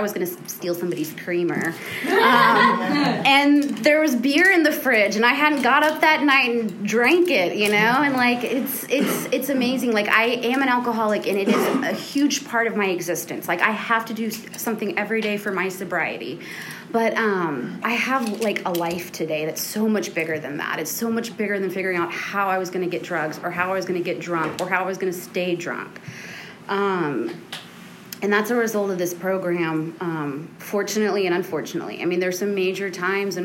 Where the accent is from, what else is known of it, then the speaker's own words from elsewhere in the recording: Houston, Texas, United States; I grew up in the Montrose in Houston